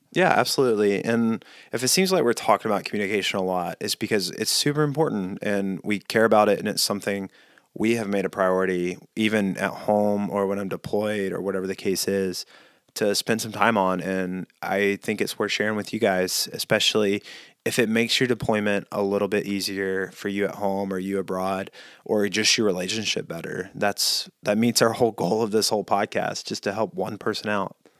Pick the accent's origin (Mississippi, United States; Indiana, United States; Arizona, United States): Mississippi, United States; growing up in Mississippi, mosquitoes are big there